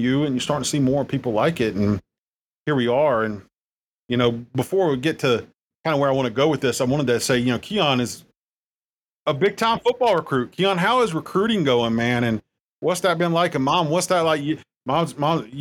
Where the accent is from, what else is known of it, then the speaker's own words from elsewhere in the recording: South Carolina, United States; also born or lived in Daytona Beach; now in Harrisburg, United States; I'm from South Carolina and I was in Daytona Beach